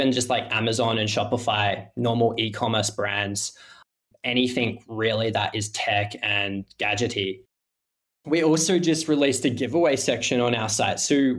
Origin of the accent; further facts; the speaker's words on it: Adelaide, South Australia, Australia; I'm from Adelaide, Australia, beachside down the south coast